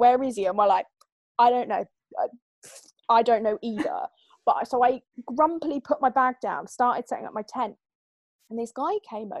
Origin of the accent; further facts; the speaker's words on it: East of England, United Kingdom; we are both from the same place and we're both from Suffolk.